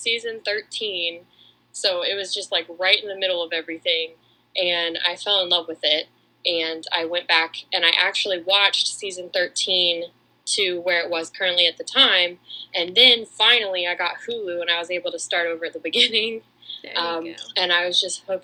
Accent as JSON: {"language": "English", "town": "Atlanta", "region": "Georgia", "country": "United States", "said": "I'm also from Atlanta"}